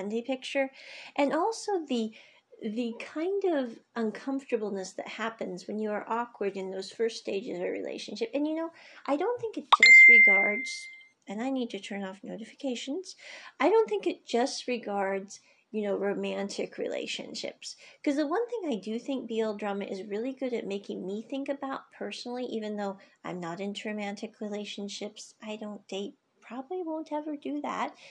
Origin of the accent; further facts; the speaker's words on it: United States; moved away; I grew up in the States